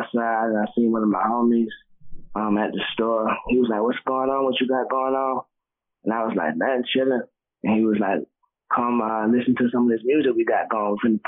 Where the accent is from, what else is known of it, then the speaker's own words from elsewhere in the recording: the South, United States; now in Atlanta, United States; we're from the South